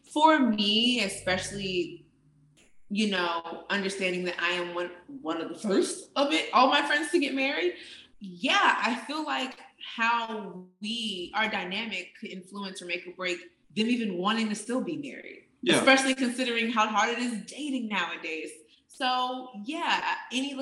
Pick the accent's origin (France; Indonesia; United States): United States; Midwest; moved away; also born or lived in Atlanta, Georgia; I'm from the Midwest by way of Atlanta